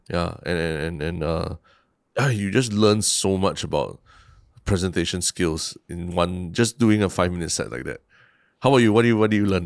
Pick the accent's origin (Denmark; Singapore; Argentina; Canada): Singapore; also born or lived in New York, United States; I've lived mostly in Central, uh, my, in my life